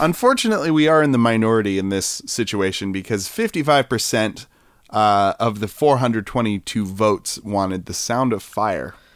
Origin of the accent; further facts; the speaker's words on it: California, United States; I'm from California